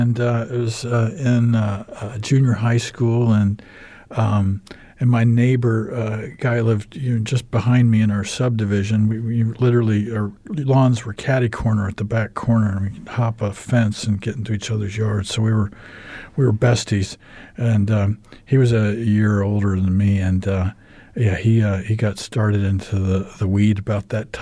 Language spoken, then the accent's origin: English; United States; accent: American; moved away as an adult; also born or lived in New Zealand; now in Christchurch, New Zealand; I'm American. You can tell by my accent, but been in New Zealand now for 10 years